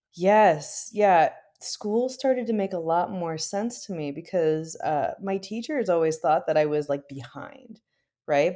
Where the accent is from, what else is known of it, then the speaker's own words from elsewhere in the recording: Midwest, United States; now in Berkeley, United States; I am from the Midwest in the United States, but these days I live really close to like Berkeley in California.